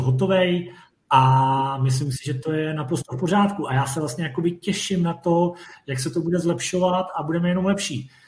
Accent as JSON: {"language": "Czech", "country": "Czechia", "said": "jsme Češi"}